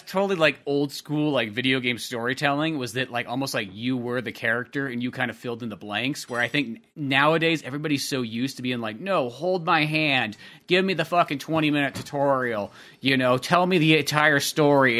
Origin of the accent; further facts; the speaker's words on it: United States; as an American